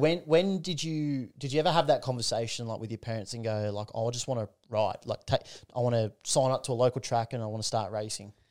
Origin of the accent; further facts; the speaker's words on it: Newcastle, New South Wales, Australia; it makes me proud to be a Novocastrian, like from Newcastle, from the Hunter Valley area.